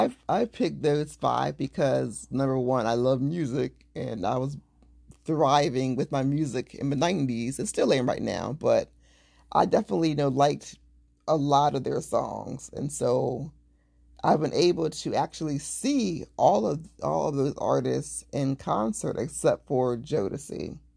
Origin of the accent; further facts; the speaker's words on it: Delaware, United States; I'm from Delaware. I don't want to listen to your podcast anymore.